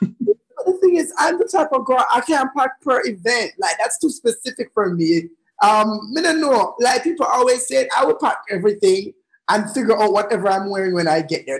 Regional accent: Jamaica; also born or lived in London

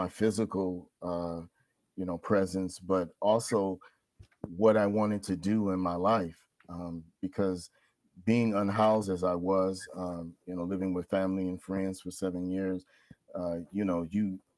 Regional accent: Oakland, California, United States; moved away as an adult; also born or lived in Pittsburgh, California; now in Pittsburg, United States; I live in Pittsburgh, a resident of Pittsburgh, but born and raised in Oakland, California

